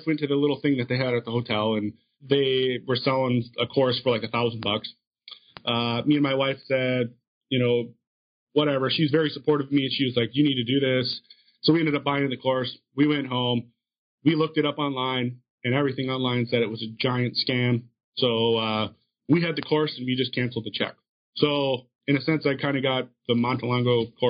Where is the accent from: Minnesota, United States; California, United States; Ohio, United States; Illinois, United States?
Minnesota, United States; moved away as an adult; also born or lived in Denver / Seattle / Upper Peninsula of Michigan; now in Appleton, United States; I was actually born and raised in Minnesota